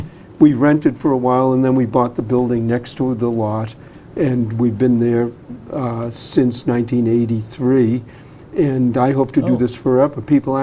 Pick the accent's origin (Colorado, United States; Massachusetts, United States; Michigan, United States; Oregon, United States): Massachusetts, United States; Boston; I grew up in Dorchester.